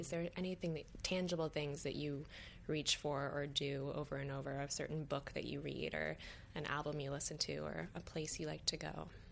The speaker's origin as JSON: {"language": "English", "region": "Michigan", "country": "United States", "tie": "born or raised there", "moved": "yes", "lives_now": "New York, United States", "said": "I grew up in Michigan and then I came to New York"}